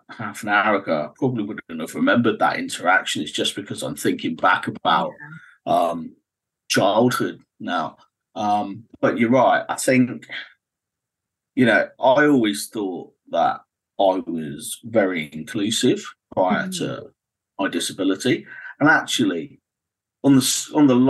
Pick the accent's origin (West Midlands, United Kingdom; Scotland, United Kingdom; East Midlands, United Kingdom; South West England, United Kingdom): South West England, United Kingdom; Cornwall; So I grew up in Cornwall.